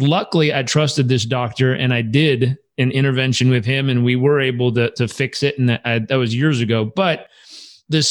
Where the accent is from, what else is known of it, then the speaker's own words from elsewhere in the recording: Southern California, United States; also born or lived in San Diego / Uganda; I grew up in Southern California